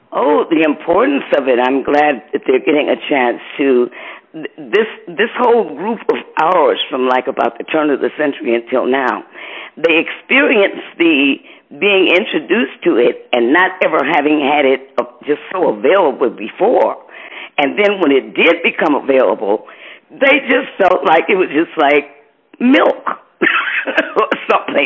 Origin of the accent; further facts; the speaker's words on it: Detroit, Michigan, United States; also born or lived in Muskegon, Michigan; we moved from Muskegon to Detroit